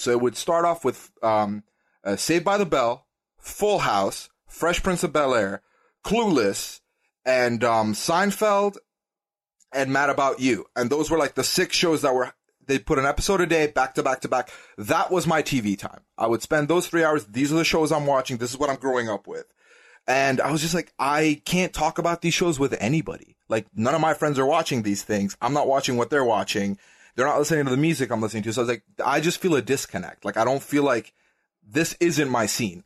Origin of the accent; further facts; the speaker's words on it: Dubai, United Arab Emirates; moved away as an adult; also born or lived in Sweden; I was born and raised in Dubai, United Arab Emirates, uh, in the Middle East